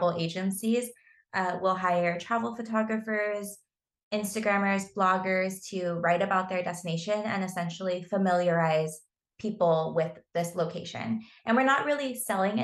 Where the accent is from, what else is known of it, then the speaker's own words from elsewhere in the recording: Southern California, United States; I grew up in Southern California